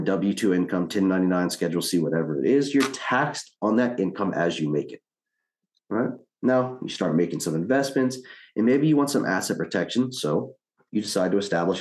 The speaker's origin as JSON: {"language": "English", "town": "New Orleans", "region": "Louisiana", "country": "United States", "moved": "as an adult", "lives_now": "Houston, United States", "said": "Originally, I'm from New Orleans, Louisiana"}